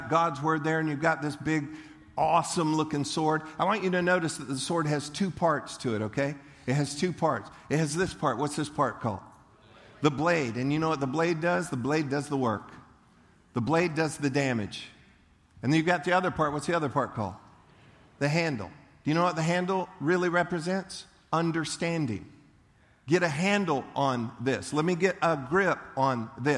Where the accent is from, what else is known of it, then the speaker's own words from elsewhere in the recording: Leesburg, Florida, United States; I grew up in Leesburg, and we went to the county fair in Eustis